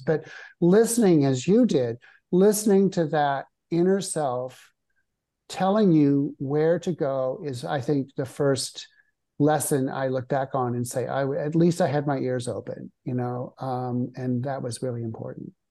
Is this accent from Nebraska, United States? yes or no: yes; Nebraska, United States; moved away; also born or lived in New York City / Rome; I grew up in Nebraska